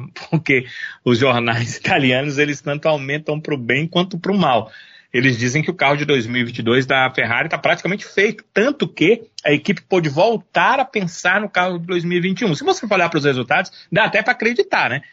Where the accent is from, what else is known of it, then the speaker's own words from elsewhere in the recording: Brazil; nós somos brasileiros